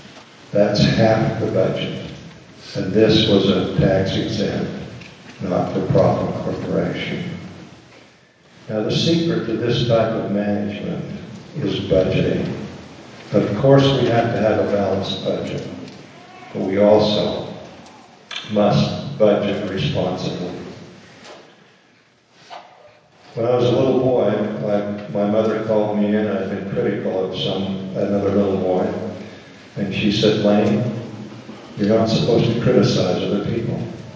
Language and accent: English; Sioux City, United States; born there; And we who were not born here, I was born in Sioux City, Utah, treasure our experiences in Cache County.